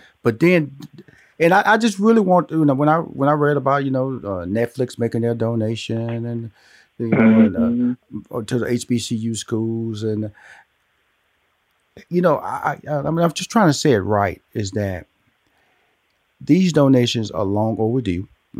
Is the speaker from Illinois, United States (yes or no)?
no; Houston, Texas, United States; I was born and raised in Houston, Texas.